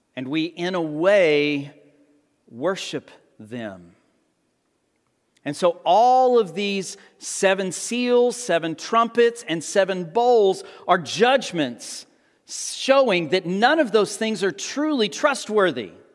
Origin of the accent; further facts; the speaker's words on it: Amarillo, Texas, United States; I grew up in the Texas Panhandle around Amarillo